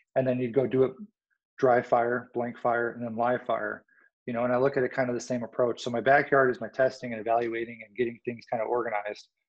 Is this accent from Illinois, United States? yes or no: yes; Illinois, United States; I grew up in Illinois.